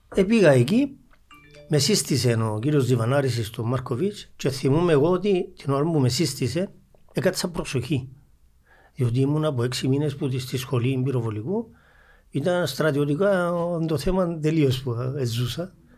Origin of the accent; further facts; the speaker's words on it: Geri, Nicosia District, Cyprus; είμαι από το Αγέρι το Γέρι είναι Αγέρι